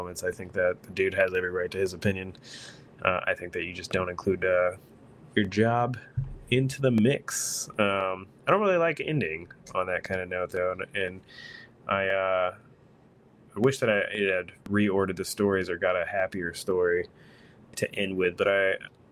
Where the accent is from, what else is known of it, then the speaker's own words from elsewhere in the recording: Texas, United States; I'm from Texas